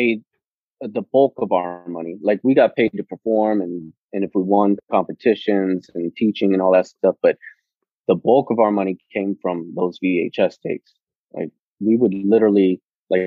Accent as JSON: {"language": "English", "country": "Panama", "tie": "born or raised there", "moved": "yes", "lives_now": "California, United States", "said": "the way that I was raised in Panama"}